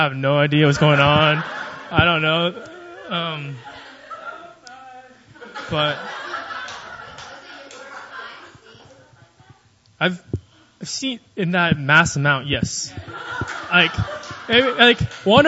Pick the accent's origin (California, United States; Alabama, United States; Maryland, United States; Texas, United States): Texas, United States; Austin; moved away as an adult; now in Seoul, South Korea; I'm from Austin, Texas